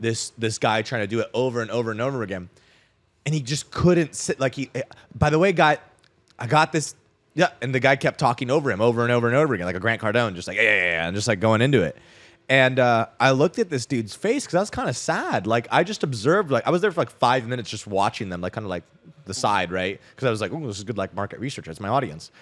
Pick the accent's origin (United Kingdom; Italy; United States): United States; Scottsdale, Arizona; I grew up in Scottsdale, Arizona